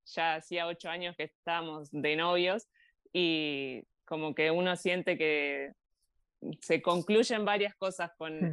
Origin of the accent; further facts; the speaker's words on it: Bariloche, Río Negro, Argentina; moved away as an adult; also born or lived in Granada, Spain; now in Andorra; nosotros somos de Bariloche y tenemos mucha relación con la montaña